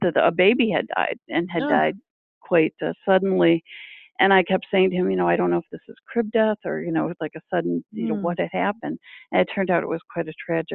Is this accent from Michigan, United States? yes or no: yes; Michigan, United States; moved away as an adult; also born or lived in Lansing, Michigan; now in Massachusetts, United States; by the time I was 12 and growing up in Michigan